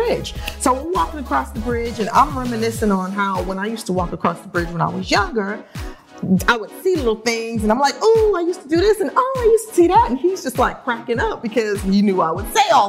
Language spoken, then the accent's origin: English; New York City, New York, United States; moved away; also born or lived in New Jersey / Los Angeles; I'm from Brooklyn